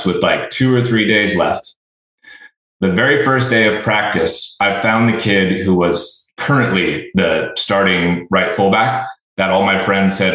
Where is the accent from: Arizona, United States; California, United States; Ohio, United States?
California, United States; Chico; now in Austin, United States; I actually grew up in a small town called Chico, California, Northern California